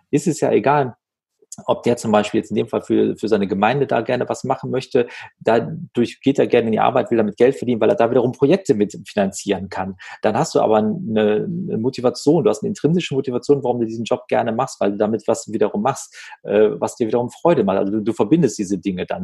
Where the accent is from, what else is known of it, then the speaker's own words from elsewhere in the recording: Wuppertal, North Rhine-Westphalia, Germany; in Wuppertal sagt man so schön, wo ich aufgewachsen bin